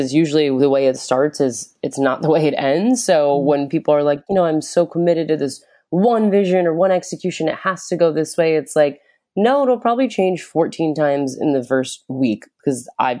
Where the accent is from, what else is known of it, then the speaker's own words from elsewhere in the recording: Florida, United States; I'm from Florida.